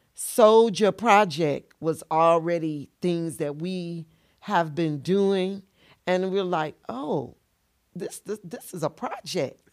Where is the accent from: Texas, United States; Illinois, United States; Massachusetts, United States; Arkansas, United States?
Illinois, United States; Tamms; also born or lived in Carbondale, Illinois; I'm originally from Tams, Illinois